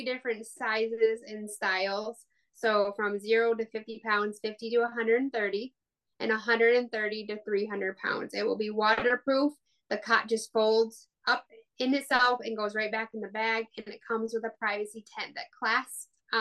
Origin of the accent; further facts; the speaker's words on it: West Michigan, United States; also born or lived in Arkansas; I grew up in West Michigan almost my whole life